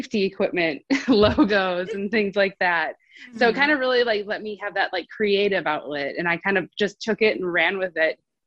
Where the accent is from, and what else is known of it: Wisconsin, United States; moved away as an adult; now in North Carolina, United States